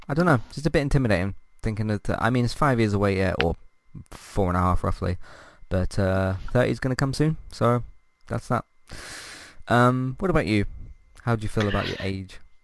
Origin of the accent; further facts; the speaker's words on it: United Kingdom; I'm British